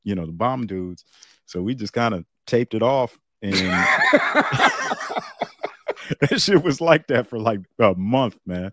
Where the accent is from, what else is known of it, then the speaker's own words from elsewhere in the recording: Youngstown, Ohio, United States; we're from Youngstown